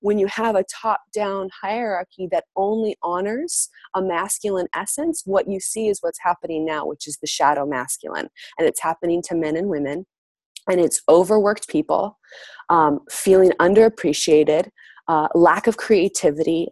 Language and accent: English; United States; I'm from the United States.